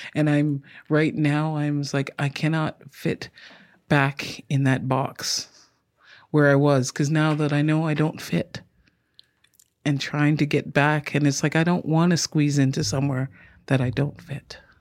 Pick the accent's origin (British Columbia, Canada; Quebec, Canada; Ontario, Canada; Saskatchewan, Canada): Ontario, Canada; also born or lived in England / Ottawa; now in Victoria, Canada; I grew up in Ontario, born in England, been in Canada since I've been five